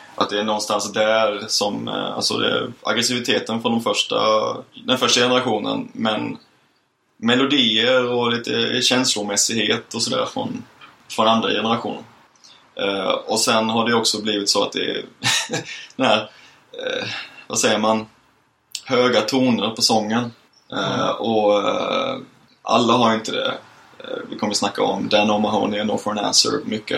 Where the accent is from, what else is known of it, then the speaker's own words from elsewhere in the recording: Lund, Skåne, Sweden; now in Gothenburg, Sweden; hade vi en punkare på gården hemma i Lund